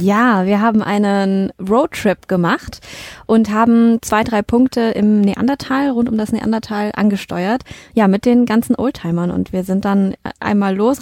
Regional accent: Mettmann, North Rhine-Westphalia, Germany; moved away; wir sind, äh, in meiner alten Heimat im, äh, Mettmann

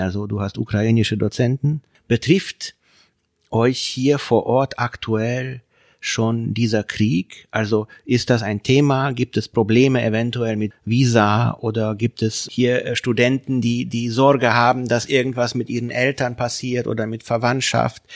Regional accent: Hungary; now in Germany; aus meiner Heimat Ungarn

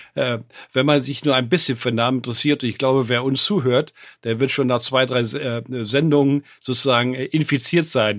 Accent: West Germany, Germany; moved away; wir als Wessis, ich bin ja auch ein Wessi, war mal

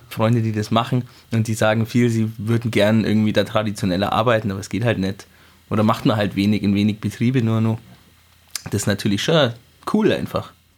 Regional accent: Thierhaupten, Bavaria, Germany; ich bin aus Tierhaupten, ähm, ah. da, da, bin ich aufgewachsen

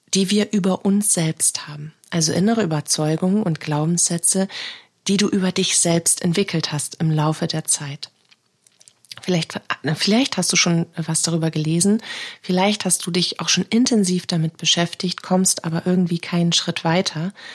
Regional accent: Northern Germany, Germany; bei uns im Norden

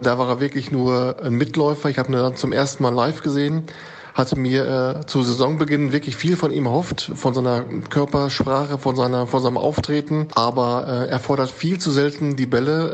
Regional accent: North Rhine-Westphalia, Germany; Als äh, Westfale

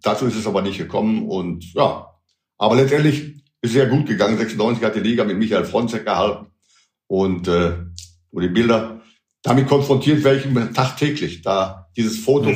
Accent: Schalke, North Rhine-Westphalia, Germany; bei meiner Heimat hier

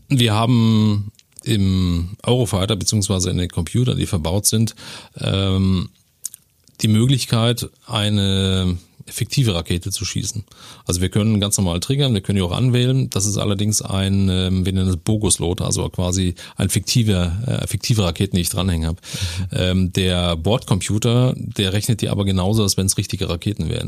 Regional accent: Senftenberg, Brandenburg, Germany; born or raised there; moved away as an adult; also born or lived in Dresden, Saxony; now in Neuburg an der Donau, Germany

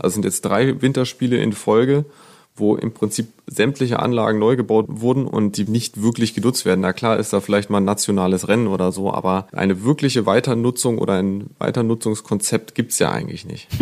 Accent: Germany; bei uns in Deutschland

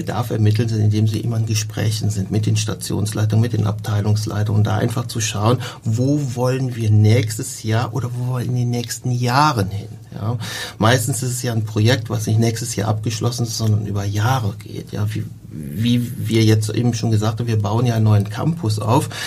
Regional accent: North Rhine-Westphalia, Germany; Und da ich ja Rheinländer bin, ich komme aus der Nähe von Köln, ähm, ist in der Nähe Leverkusen

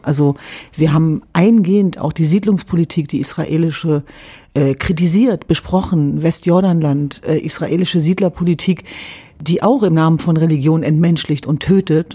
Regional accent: Germany; als Jesidin oder Kurdin antworten, sondern als Deutsche und Europäerin

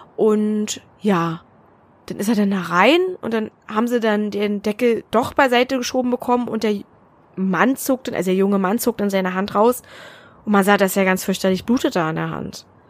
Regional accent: Berlin, Germany; now in Brandenburg, Germany; Ich bin ja gebürtige Berlinerin

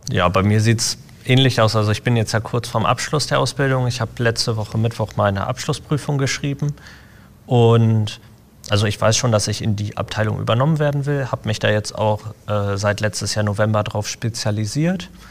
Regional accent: Essen, North Rhine-Westphalia, Germany; Ich bin hier in Essen groß geworden

